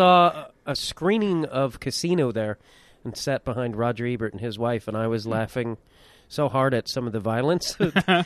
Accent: Chicago, Illinois, United States; also born or lived in Burbank; I grew up in and around Chicago.

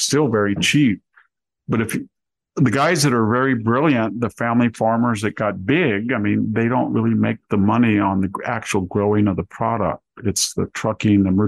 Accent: Selma, California, United States; also born or lived in Greece / Palo Alto / Santa Cruz; I'm from Selma right here

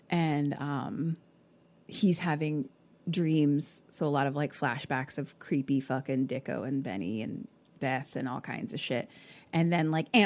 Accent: Australia; I'm from Australia.

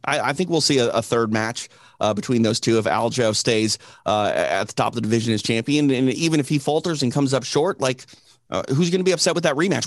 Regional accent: Midwest, United States; now in Los Angeles, United States; I'm from I'm from the Midwest, so like I have family that live, you know, in the rural parts of uh, Minnesota

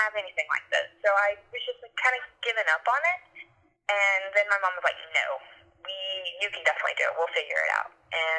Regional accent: Lake City, Florida, United States; moved away as an adult; now in New York, United States; I'm from a very small town in North Florida called Lake City. It's in the absolute middle of nowhere, but close to everywhere.

